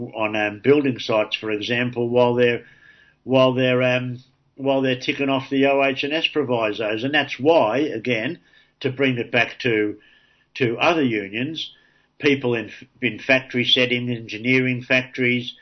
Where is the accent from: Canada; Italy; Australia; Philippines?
Australia; Sydney, New South Wales; my introduction to union issues growing up in Darlinghurst was the Green Bands